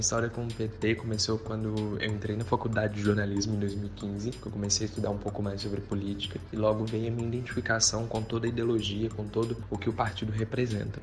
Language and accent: Portuguese; Divinópolis, Minas Gerais, Brazil; sou da cidade de Divinópolis, Minas Gerais